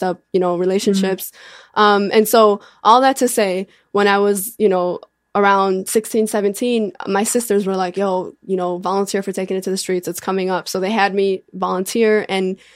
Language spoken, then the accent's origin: English; Bridgeview, Illinois, United States; born or raised there